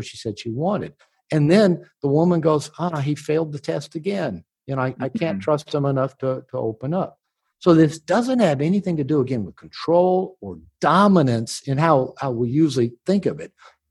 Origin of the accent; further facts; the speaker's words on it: United States; I'm from America